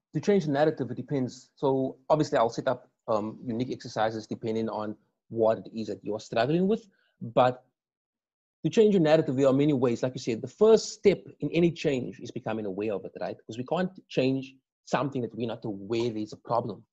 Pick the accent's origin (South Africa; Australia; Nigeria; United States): South Africa; Cape Town, Western Cape; I grew up in or on the Cape Flats